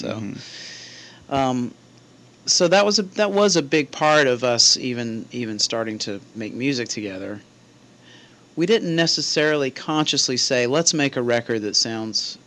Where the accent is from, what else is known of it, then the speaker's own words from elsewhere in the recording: Meridian, Mississippi, United States; now in Chicago, United States; our Meridian, Mississippi show, which is my hometown